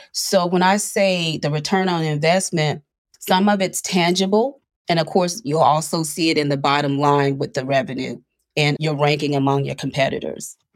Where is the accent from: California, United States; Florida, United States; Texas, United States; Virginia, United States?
Florida, United States; Panama City; I was raised in Panama City, Florida